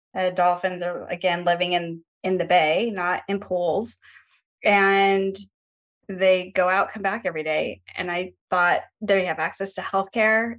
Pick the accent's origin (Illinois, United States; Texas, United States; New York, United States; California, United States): California, United States; Los Angeles; also born or lived in Atlanta, Georgia; now in San Diego, United States; I grew up in Los Angeles and Chatsworth.